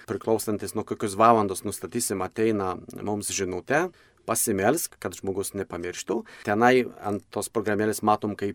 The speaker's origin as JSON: {"language": "Lithuanian", "country": "Poland", "moved": "yes", "lives_now": "Lithuania", "said": "aš pats esu kilęs iš, iš Lenkijos"}